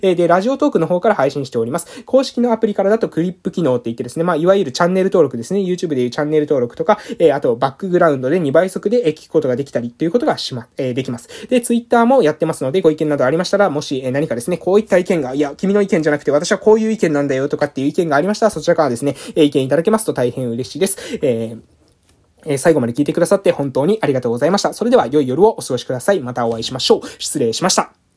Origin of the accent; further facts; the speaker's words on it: Amami Ōshima, Kagoshima, Japan; moved away; 地元に帰ってきた